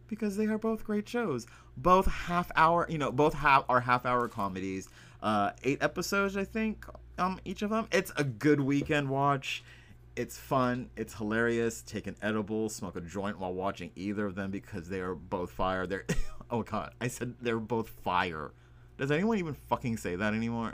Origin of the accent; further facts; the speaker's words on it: Texas, United States; I am from the Texas.